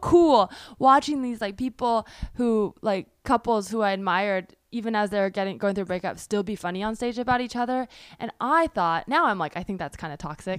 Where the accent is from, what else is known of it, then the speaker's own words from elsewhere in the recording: Bay Area, California, United States; I grew up in the Bay Area